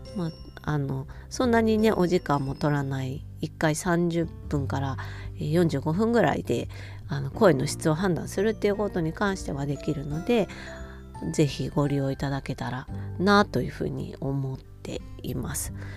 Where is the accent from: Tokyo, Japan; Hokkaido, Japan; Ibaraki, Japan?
Hokkaido, Japan; 北海道民としては